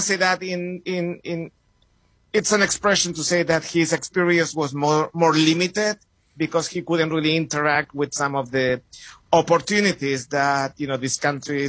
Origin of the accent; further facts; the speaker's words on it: Santiago, Santiago Metropolitan Region, Chile; moved away as an adult; also born or lived in New York City / Madison, Wisconsin; So you mentioned that I'm from Chile. I was raised and born in Santiago, Chile. Came to the States in the mid-90s. I was 25.